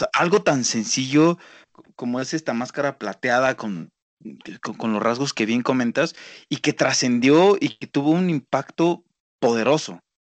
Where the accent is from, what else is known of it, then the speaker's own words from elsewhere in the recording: Mexico; como mexicanos